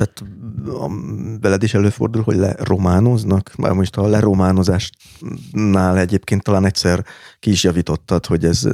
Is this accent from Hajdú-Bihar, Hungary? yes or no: no; Budapest, Hungary; Budapesten született magyarnak